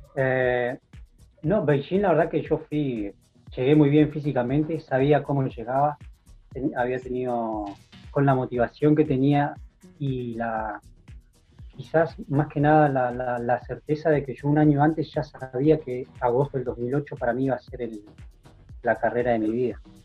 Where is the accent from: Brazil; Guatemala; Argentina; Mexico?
Argentina; San Martín; moved away as an adult; also born or lived in Belgium / Spain / Plottier; yo nací en San Martín y estuve hasta 2001, hasta el 2000, viviendo constantemente en San Martín